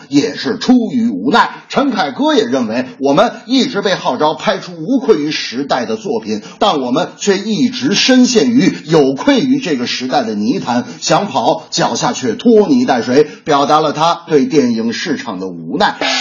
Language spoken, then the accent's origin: Chinese; northern China, China; 我作为一个北方人